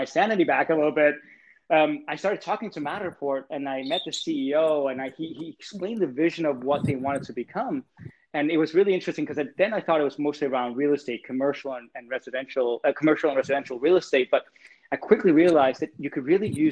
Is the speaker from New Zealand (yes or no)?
no; Copenhagen, Capital Region of Denmark, Denmark; moved away as an adult; now in California, United States; I was born and raised in Copenhagen